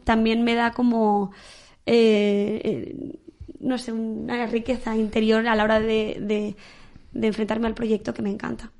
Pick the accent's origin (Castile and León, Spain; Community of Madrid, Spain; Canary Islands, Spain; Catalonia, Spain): Castile and León, Spain; Valladolid; soy de Valladolid, en Valladolid se vive mucho, muchísimo la Semana Santa